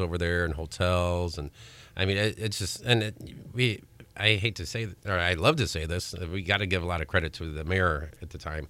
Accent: Crown Point, Indiana, United States; I'm from Crown Point.

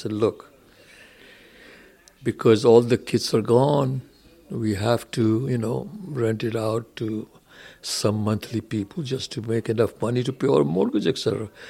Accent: India; moved away; When I came from India, you know, I didn't have any money, didn't have a job for a while

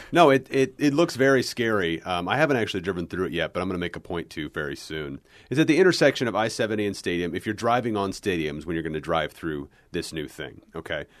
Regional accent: Kansas City, United States; I grew up in the Kansas City area

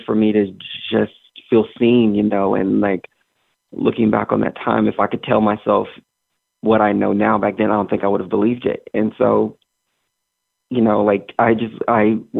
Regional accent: Arkansas, United States; I'm from Arkansas because it's who I am. It's where I grew up

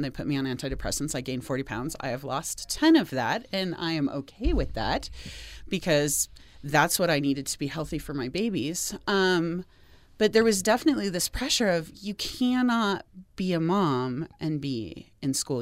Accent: Seattle, Washington, United States; also born or lived in Portland, Oregon / Boston, Massachusetts / Denver, Colorado / Pittsburgh, Pennsylvania; now in Utah, United States; I grew up in the Seattle area

